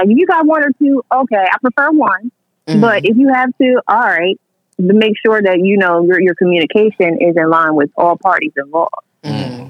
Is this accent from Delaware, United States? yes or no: yes; Delaware, United States; also born or lived in Philadelphia, Pennsylvania; now in Brooklyn, United States; I was born in Philly, but I was raised in Delaware. So, I mean, Delaware is nothing but baby Philly.